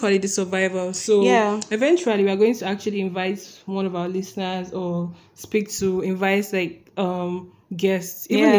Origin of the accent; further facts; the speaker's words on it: Nigeria; I know Nigerians.